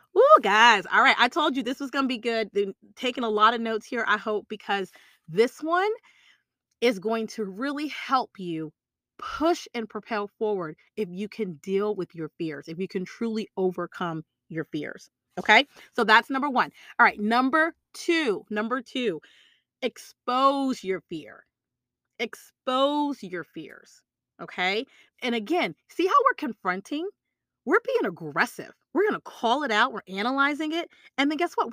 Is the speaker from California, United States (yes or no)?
no; Texas, United States; I'm from Texas